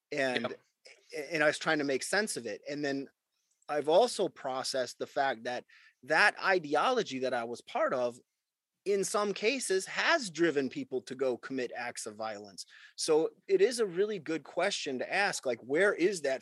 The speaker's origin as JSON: {"language": "English", "country": "United States", "said": "as an American"}